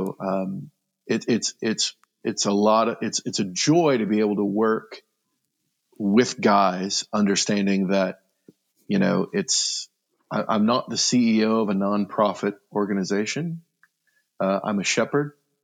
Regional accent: Fremont, Nebraska, United States; moved away as an adult; also born or lived in Lexington, Kentucky; in July of 2010, we moved back to Fremont

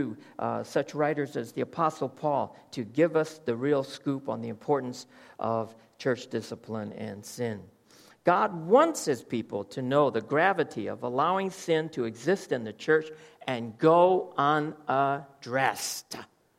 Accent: United States; moved away; I come from America

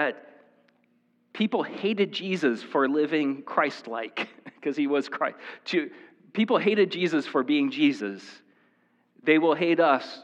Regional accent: Marshalltown, Iowa, United States; also born or lived in State Center, Iowa; I was born in the Marshalltown Hospital

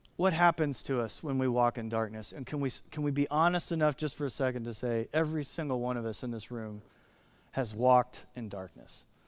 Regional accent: United States; as American Christians

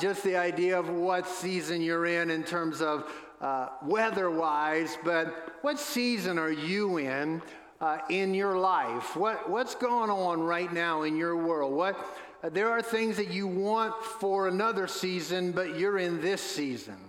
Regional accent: New Orleans, Louisiana, United States; now in Asheville, United States; Where I grew up in New Orleans, home of the New Orleans Saints

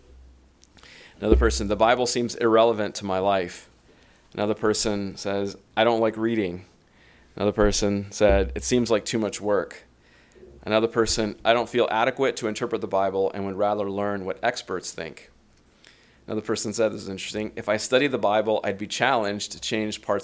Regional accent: Los Angeles, California, United States; I was born and raised in Southern California in the LA area

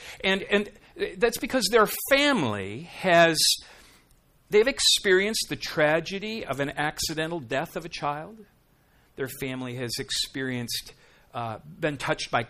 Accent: Minnesota, United States; now in South Dakota, United States; I'm from Minnesota, I live in South Dakota

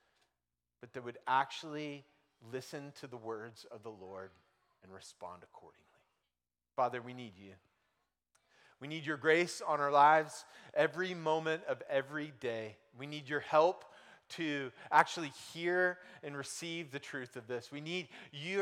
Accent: United States; I grew up in America

